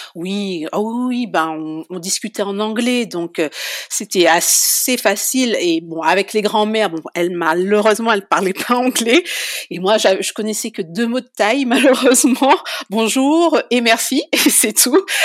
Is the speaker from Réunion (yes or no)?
yes; Saint-Louis, Réunion; moved away as an adult; also born or lived in Saint-Paul, Réunion / Paris region, France; now in Auvergne, France; on a migré sur Saint-Louis. J'ai grandi à Saint-Louis. Et j'ai quitté la Réunion avec mon compagnon en 2006